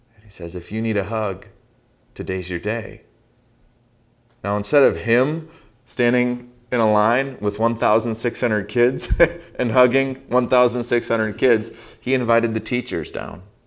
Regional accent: Saint Paul, Minnesota, United States; I grew up in Saint Paul, Minnesota

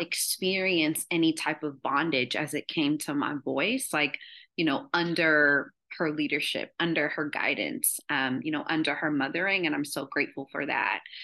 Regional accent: Columbus, Ohio, United States; I'm from Columbus, Ohio

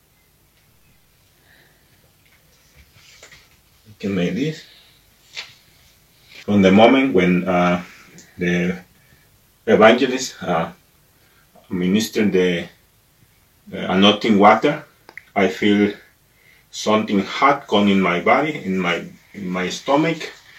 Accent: Mexico; now in Germany; I am from Mexico

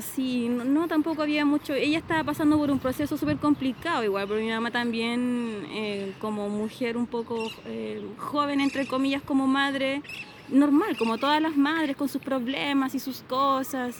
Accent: Río Bueno, Los Ríos, Chile; born or raised there; also born or lived in Santiago, Chile

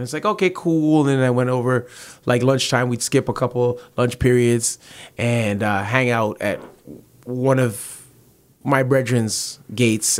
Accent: Toronto, Ontario, Canada; also born or lived in Malton, Mississauga; I'm from the Rexdale area

